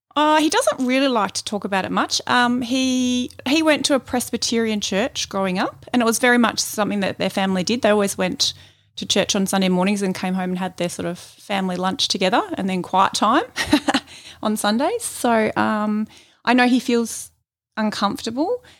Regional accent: Melbourne, Victoria, Australia; I was born here in Melbourne

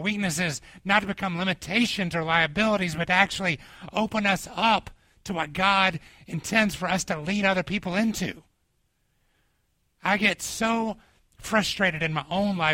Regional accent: Atlanta, Georgia, United States; moved away; when I was growing up in Atlanta

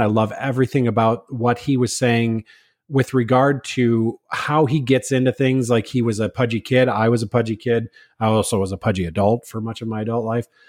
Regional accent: Minnesota, United States; I'm from Minnesota

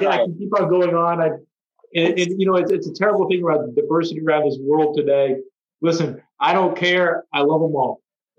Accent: Boston, Massachusetts, United States; I came from Boston, but I'm a Caps fan.

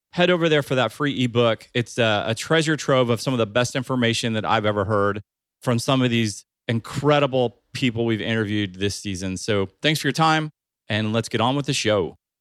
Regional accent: Ohio, United States; I grew up in Ohio

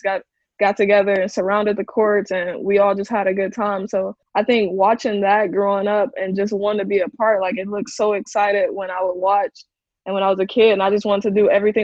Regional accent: Gary, Indiana, United States; growing up in Gary

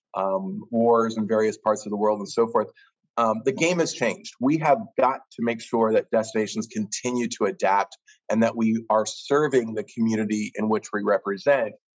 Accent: Kansas, United States; now in Pittsburgh, United States; growing up in Kansas

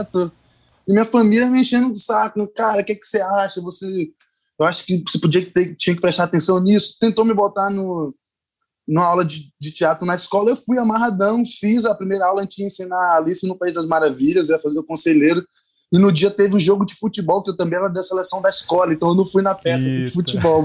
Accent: Bahia, Brazil; accent: Bahian; now in Rio de Janeiro, Brazil

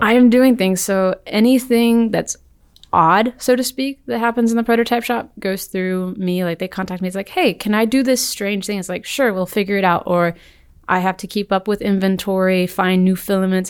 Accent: Birmingham, Alabama, United States; I'm from Birmingham, Alabama.

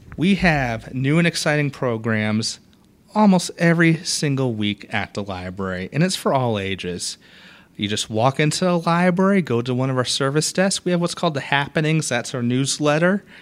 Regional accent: Boston, Massachusetts, United States; moved away as an adult; also born or lived in Valdosta, Georgia; now in Port Orange, United States; I was born and raised in Boston, Massachusetts

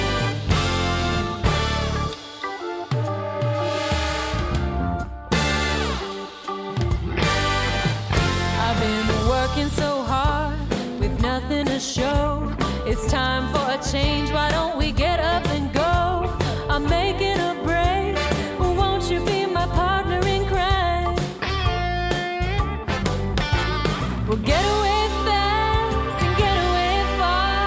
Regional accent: Boston, Massachusetts, United States; moved away as an adult; now in Los Angeles, United States; I am from Boston, have lived there for the past few years with my mom

